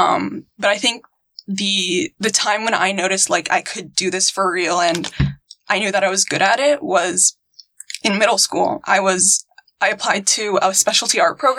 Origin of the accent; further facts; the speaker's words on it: Virginia, United States; moved away; also born or lived in Houston, Texas; I was born and raised in Virginia